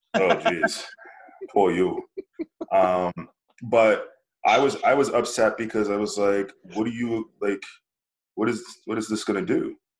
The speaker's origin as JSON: {"language": "English", "country": "United States", "said": "I'm proud of being American"}